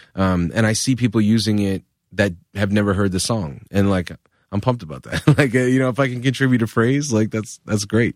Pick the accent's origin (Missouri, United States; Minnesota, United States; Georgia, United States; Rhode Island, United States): Rhode Island, United States; Providence; moved away as an adult; now in New York, United States; I grew up in Rhode Island